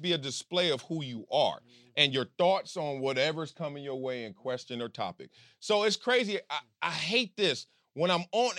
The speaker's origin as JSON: {"language": "English", "town": "Compton", "region": "California", "country": "United States", "tie": "born or raised there", "also_born_or_lived": "New York City", "moved": "as an adult", "said": "I'm from Compton."}